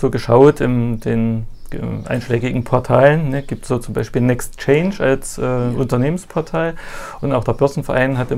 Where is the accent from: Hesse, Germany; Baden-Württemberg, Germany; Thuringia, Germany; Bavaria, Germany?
Thuringia, Germany; moved away as an adult; now in Wolgast, Germany; Ja, ich komme aus Thüringen.